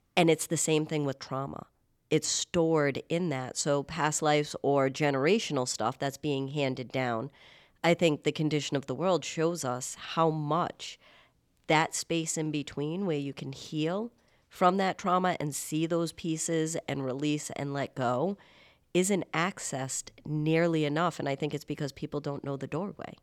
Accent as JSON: {"language": "English", "town": "Warwick", "region": "Rhode Island", "country": "United States", "tie": "born or raised there", "said": "living in Rhode Island and growing up in Warwick"}